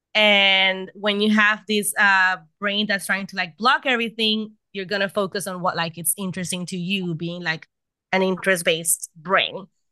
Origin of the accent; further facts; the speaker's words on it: Puerto Rico; I am from Puerto Rico. I live in Puerto Rico.